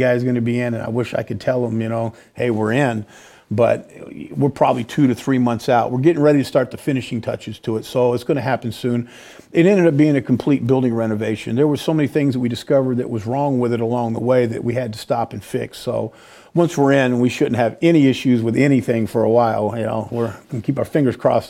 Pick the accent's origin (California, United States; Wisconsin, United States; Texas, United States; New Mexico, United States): California, United States; moved away as an adult; now in Peoria, United States; I'm a Californian, right? And so I had to give up that warm sun to come out for these brutal winters